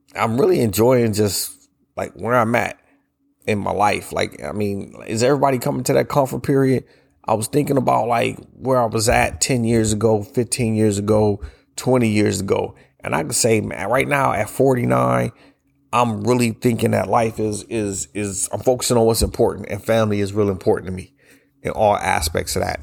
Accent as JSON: {"language": "English", "region": "Ohio", "country": "United States", "moved": "yes", "said": "I'm from up north. I'm from Ohio"}